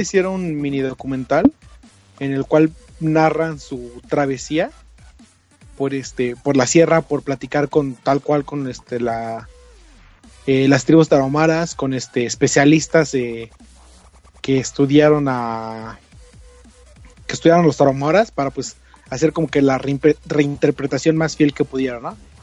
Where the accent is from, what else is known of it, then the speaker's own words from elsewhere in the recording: Mexico; somos mexicanos